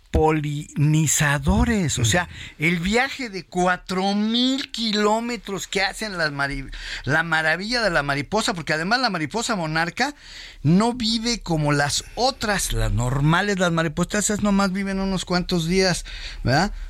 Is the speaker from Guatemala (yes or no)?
no; Michoacán, Mexico; yo soy michoacano